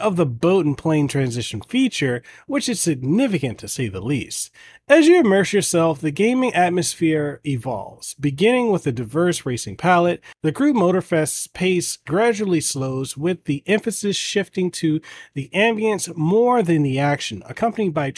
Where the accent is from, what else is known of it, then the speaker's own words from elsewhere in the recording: Hawaii, United States; I'm Hawaiian. I'm from Hawaii. I grew up out here